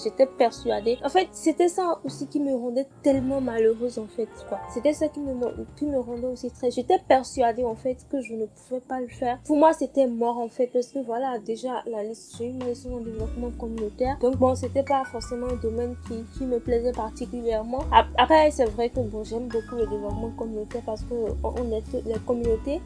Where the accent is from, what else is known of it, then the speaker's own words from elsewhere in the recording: Benin; Je suis béninoise